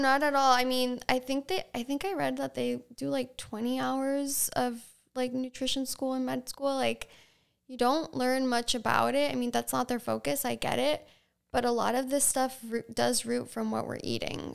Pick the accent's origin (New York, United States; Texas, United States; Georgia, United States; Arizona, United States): New York, United States; Sag Harbor; also born or lived in Southampton, New York / East Hampton, New York / Costa Rica; I was born in Southampton Hospital, grew up on top of Sag Harbor Pharmacy until I was about six years old, went to Sag Harbor Elementary